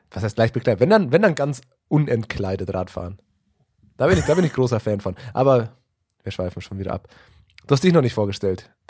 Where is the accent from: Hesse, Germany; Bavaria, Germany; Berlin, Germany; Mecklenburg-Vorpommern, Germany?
Bavaria, Germany; Munich; Es ist, als Münchner kennt man das.